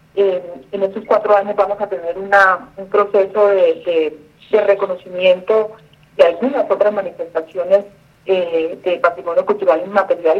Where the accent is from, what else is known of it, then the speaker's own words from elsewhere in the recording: Buenaventura, Valle del Cauca, Colombia; Yo soy una mujer eh, bonaverense, nací en Buenaventura, Valle del Cauca. Eh, amo mi tierra